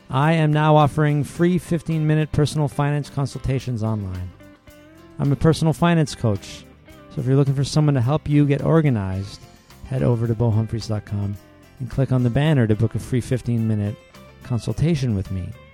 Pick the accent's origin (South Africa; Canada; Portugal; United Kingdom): Canada; I'm Canadian